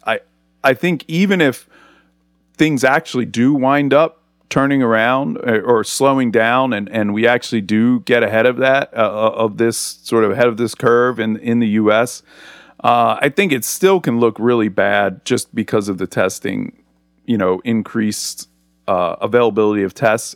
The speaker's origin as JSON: {"language": "English", "town": "Philadelphia", "region": "Pennsylvania", "country": "United States", "tie": "born or raised there", "moved": "yes", "lives_now": "Atlanta, United States", "said": "I grew up in the Northeast, in the Philadelphia area"}